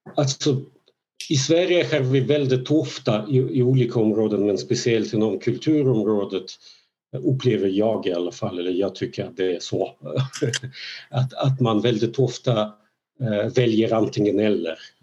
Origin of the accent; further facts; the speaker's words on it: Belarus; first language Russian; Swedish is a second language; now in Sweden; jag då kommer från eh, ett land, från Belarus